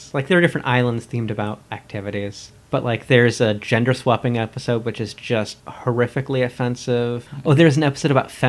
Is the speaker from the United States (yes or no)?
no; England, United Kingdom; I mean, I'm English.